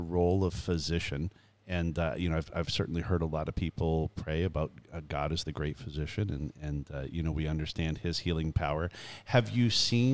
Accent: Canada; now in United States; I was born and raised in Canada

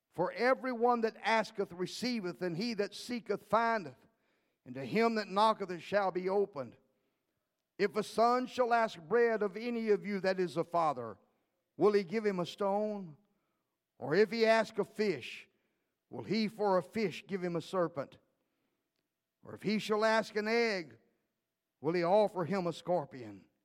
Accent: League City, Texas, United States; I grew up in League City, Texas as a little boy

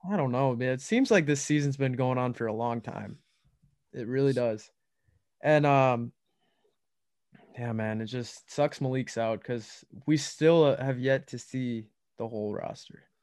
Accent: Minnesota, United States; we're from that Minnesota area

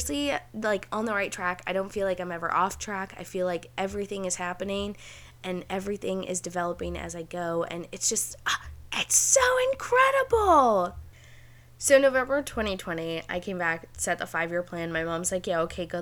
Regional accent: Spring Hill, Florida, United States; moved away as an adult; also born or lived in New York / Dunedin, Florida; now in Chicago, United States; In October of 2020, I had moved an hour south of my hometown. So that was my first step. I was like, I just need to get out of little old Spring Hill, Florida

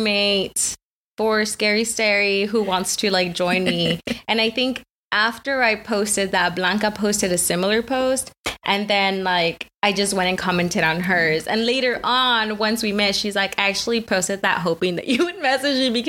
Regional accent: the Rio Grande Valley, Texas, United States; also born or lived in Mexico; I was raised in the Valley. Shout out 956 area code

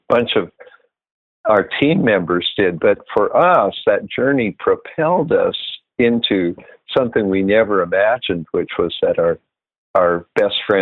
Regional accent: California, United States; moved away as an adult; now in Pennsylvania, United States; We were in California and we ended up being part of a team that we were co-pastors, probably because we didn't know better, but, and this church up in the Sierra Nevadas grew quite large

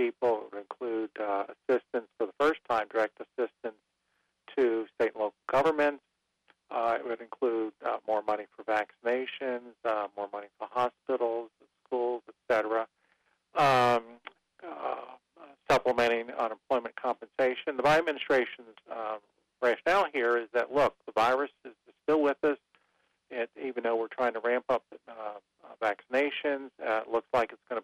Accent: Cincinnati, Ohio, United States; moved away; I'm originally from Cincinnati

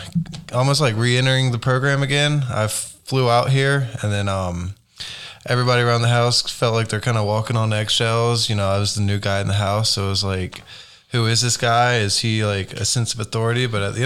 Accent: Beaufort, North Carolina, United States; moved away as an adult; now in Oklahoma City, United States; I was born in North Carolina, grew up on the Crystal Coast, Beaufort specifically, small little beach town.

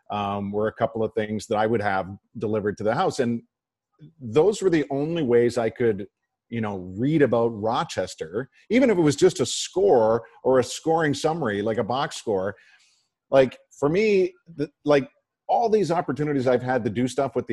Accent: Whitby, Ontario, Canada; now in Buffalo, United States; growing up in Southern Ontario

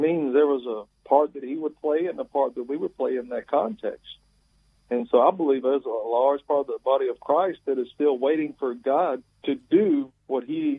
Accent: Alabama, United States; accent: southern; now in Pennsylvania, United States; Yes, I am originally from Alabama.

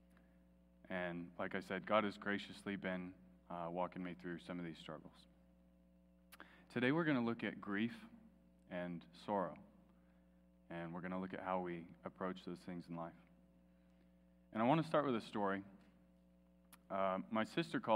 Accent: Melrose, United States; I grew up in Melrose, a little town 40 minutes from here

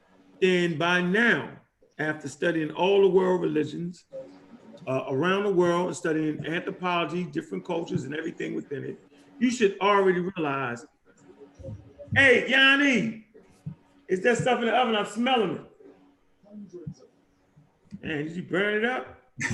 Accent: Florida, United States; from Florida.

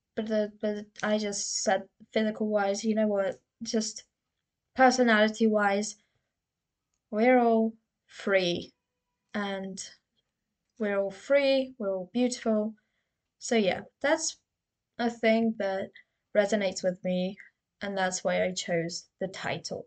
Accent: United Kingdom; I've been insecure about my accent so, you know, I'm from the UK.

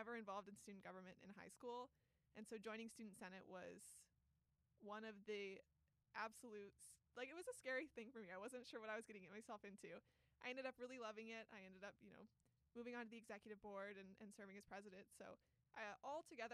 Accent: Garrettsville, Ohio, United States; I grew up in Garrettsville

